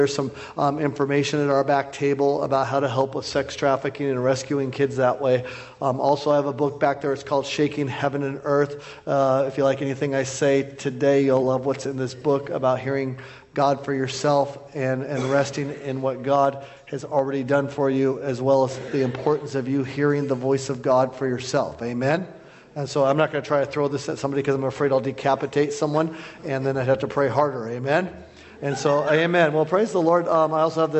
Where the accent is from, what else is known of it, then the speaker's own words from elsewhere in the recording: Bozeman, Montana, United States; I'm from Bozeman, Montana.